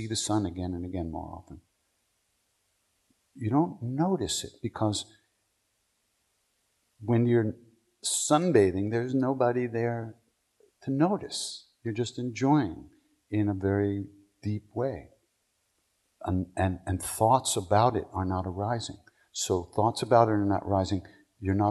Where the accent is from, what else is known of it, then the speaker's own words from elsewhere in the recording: New Hyde Park, New York, United States; moved away; I went to Herrick's in New Hyde Park